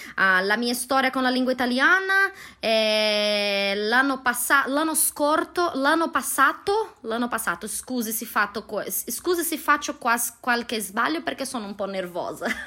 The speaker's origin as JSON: {"language": "Italian", "town": "Londrina", "region": "Paraná", "country": "Brazil", "second_language": "Italian", "said": "sono brasiliana, vengo da una città che si chiama Londrina, come la piccola Londra, uh, nel nord dello stato Paraná, nel sud di Brasile."}